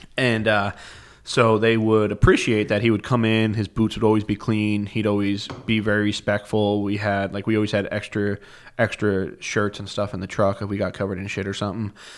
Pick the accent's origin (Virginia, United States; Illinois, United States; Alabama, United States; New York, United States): New York, United States; Rockland County; moved away as an adult; now in Plattsburgh, United States; I grew up in Rockland County, New York, which is a suburb of New York City